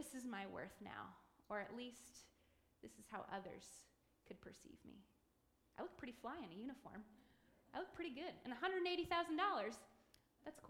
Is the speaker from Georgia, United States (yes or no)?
no; Macomb, Michigan, United States; I grew up here in Macomb